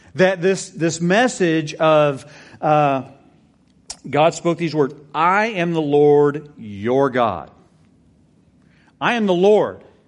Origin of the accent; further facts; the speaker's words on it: Texas, United States; I'm a Texan. I love Texas.